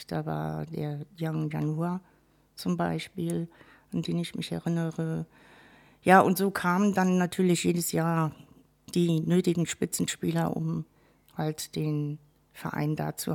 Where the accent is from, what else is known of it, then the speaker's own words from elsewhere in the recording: Westerburg, Rhineland-Palatinate, Germany; also born or lived in Wirges; Gebürtig bin ich ein echtes Wellermädchen in der Tat. {S1} Oh. Ähm, Wirges, gar nicht so weit weg. Mhm. Genau. Hat mich dann in jungen Jahren, hat meine Mutter uns dann in den höheren Westerwald äh, verschleppt, sozusagen, {S0} nach Westerburg.